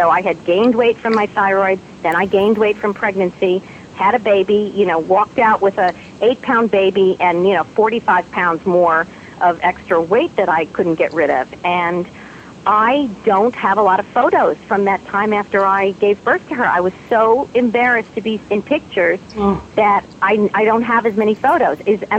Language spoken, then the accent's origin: English; New York, United States; accent: New York; So I had to work very hard to lose my New York accent.